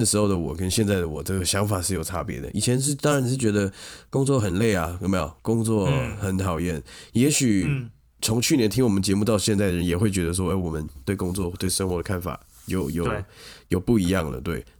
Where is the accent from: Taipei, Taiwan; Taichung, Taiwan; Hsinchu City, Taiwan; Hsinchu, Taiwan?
Taipei, Taiwan; 因为我是台北人，哦，我没有要太太多返乡的感觉，